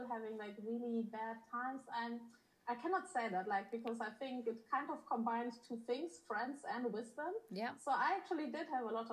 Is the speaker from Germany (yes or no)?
yes; Germany; also born or lived in Poland; I was born in Poland. I grew up in Germany. Um, I had uh, my obviously my parents moved to Germany